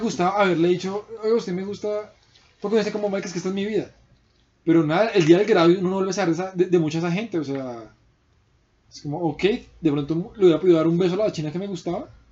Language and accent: Spanish; Colombia